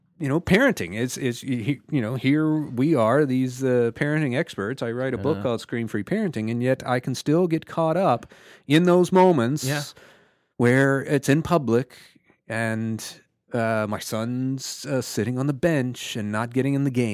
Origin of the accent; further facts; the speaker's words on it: Houston, Texas, United States; now in Atlanta, United States; I grew up in Houston, but no one had ever experienced it like here in Atlanta